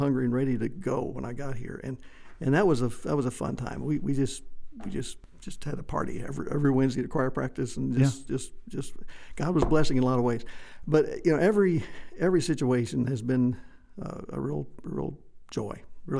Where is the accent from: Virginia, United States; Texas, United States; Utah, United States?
Texas, United States; White Deer; I grew up in West Texas for the most part in a small town, White Deer, close to Pampa, Amarillo up in the north.